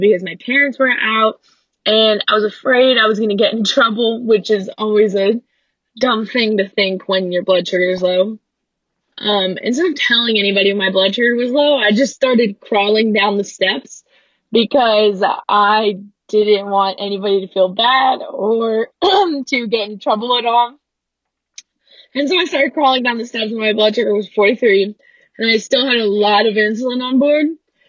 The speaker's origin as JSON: {"language": "English", "town": "Louisville", "region": "Kentucky", "country": "United States", "said": "I'm from Louisville, Kentucky"}